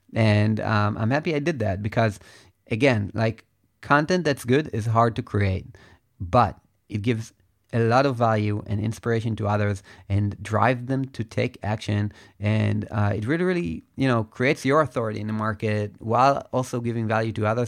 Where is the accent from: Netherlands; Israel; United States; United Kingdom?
Israel; I am from Israel